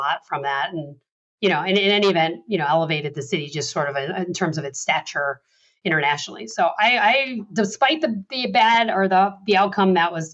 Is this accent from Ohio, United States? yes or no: no; Chicago, Illinois, United States; my hometown in Chicago